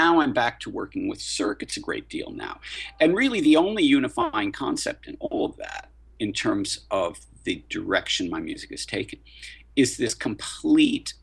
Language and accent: English; New York, United States; I'm a New Yorker